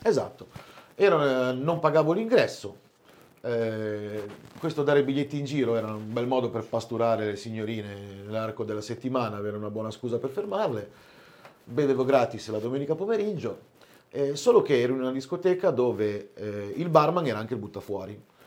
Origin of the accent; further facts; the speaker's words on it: Albenga, Liguria, Italy; now in Piedmont, Italy; sono ligure, trapiantato da un po' di anni in Piemonte